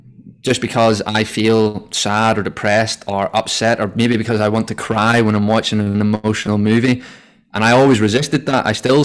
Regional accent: Ireland; I guess growing up in Ireland, the first thing that anyone associates with anyone from Ireland is that we're all alcoholics.

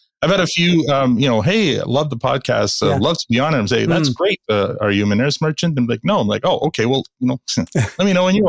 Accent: Canada; We're Canadian and we're a business podcast

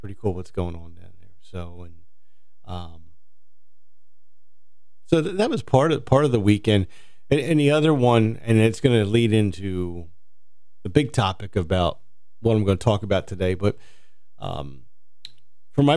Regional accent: New Jersey, United States; moved away as an adult; I grew up in Jersey

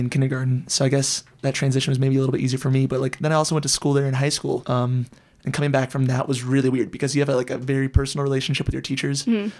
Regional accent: Fort Collins, Colorado, United States; Like, of course we grew up in Fort Collins. But sometimes it feels like when we're here, we're just visiting.

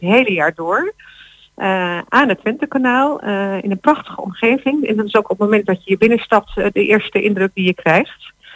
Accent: Netherlands; als Nederlanders

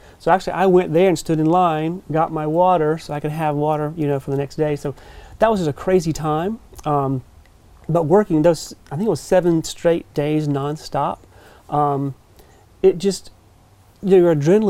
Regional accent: Rocky Mount, North Carolina, United States; But I grew up in Rocky Mount, so eastern Carolina, of course, home right here.

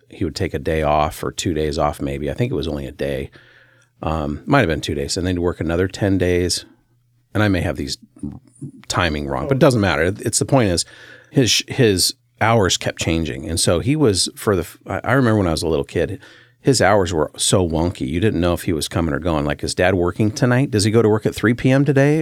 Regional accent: Centralia, Washington, United States; I grew up in a little town um, smack dab between Portland and Seattle, right on Interstate five

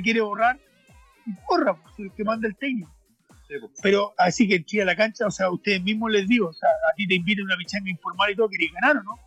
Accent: Chile

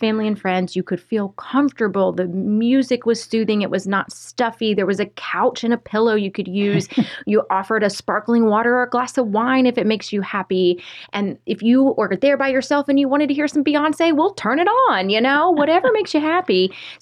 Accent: the South, United States; I'm from the South

